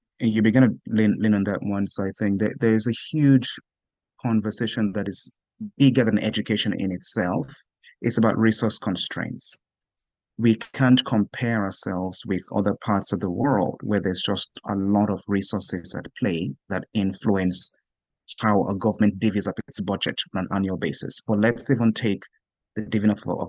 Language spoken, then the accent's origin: English; Nigeria; Growing up in Nigeria